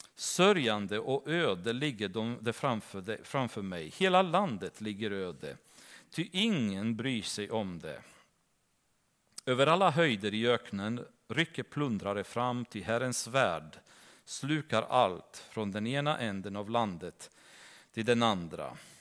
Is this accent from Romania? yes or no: yes; Romania; now in Sweden; församlingen som jag växte upp i Rumänien